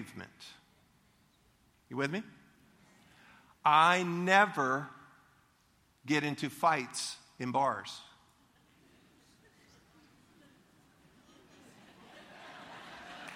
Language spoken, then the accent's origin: English; Leesburg, Florida, United States; I grew up in Leesburg. Leesburg was a wonderful place to grow up. And we went to the Lake County Fair in Eustace